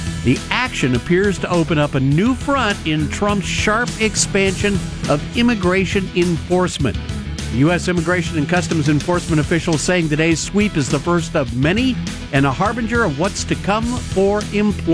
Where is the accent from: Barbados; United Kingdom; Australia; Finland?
Finland; I'm from Finland